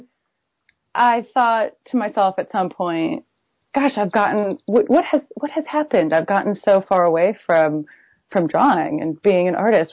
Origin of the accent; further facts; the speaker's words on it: Buffalo, New York, United States; moved away as an adult; also born or lived in New Haven, Connecticut / San Francisco, California; I grew up in Buffalo, New York